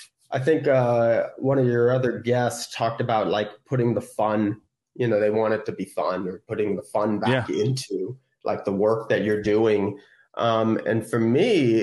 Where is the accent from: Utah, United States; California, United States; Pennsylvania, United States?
California, United States; San Francisco; I'm from California, like, oh, I'm from San Francisco